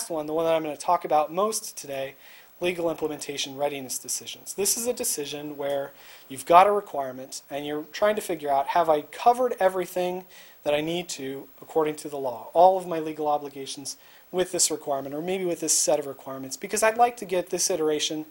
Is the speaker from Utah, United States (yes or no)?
no; Indiana, United States; I grew up in Indiana